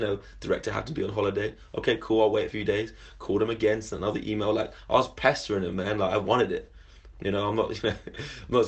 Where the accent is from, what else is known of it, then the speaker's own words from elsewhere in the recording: London, United Kingdom; I'm from London originally and moved away and came back